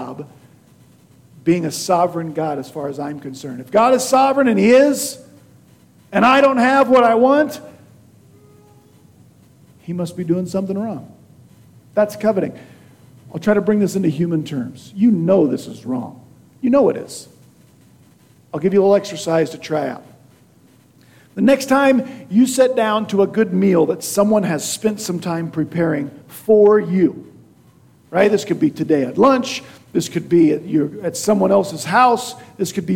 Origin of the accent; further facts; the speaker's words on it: Beloit, Kansas, United States; in my hometown of Beloit, Kansas